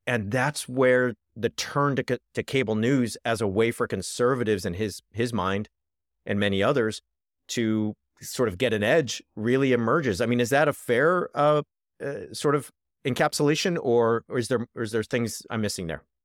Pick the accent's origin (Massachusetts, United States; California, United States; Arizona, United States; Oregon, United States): California, United States; Richard Nixon's hometown; moved away as an adult; also born or lived in Oxford, England; I come from Richard Nixon's hometown